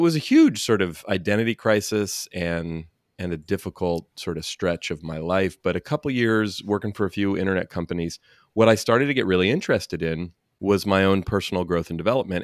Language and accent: English; Oakland, California, United States; born and raised in Oakland, not far and from where you live. And, yeah, still live here in the Bay Area